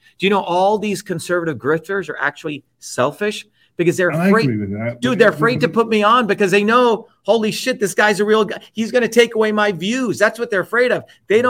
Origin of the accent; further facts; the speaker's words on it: India; But see, I grew up in India where when I was a child, 4 years old, I went to get a little glass of water from who I thought my friend was.